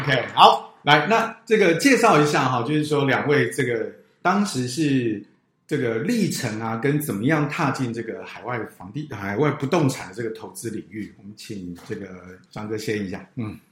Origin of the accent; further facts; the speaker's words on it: Taiwan; 应该都是在台湾经济起飞的那个年代在成